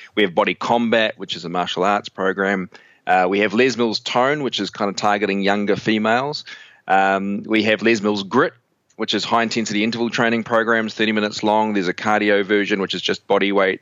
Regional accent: New Zealand; I'm from New Zealand, so if I sound funny, it's the New Zealand thing going on

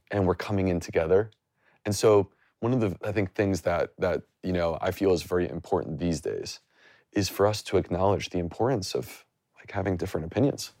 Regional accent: United States; I grew up, like, ninety minutes from the border

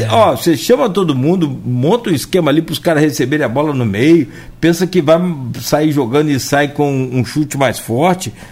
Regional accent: Italva, Rio de Janeiro, Brazil; now in Campos dos Goytacazes, Brazil; do Italva, lá da minha terra

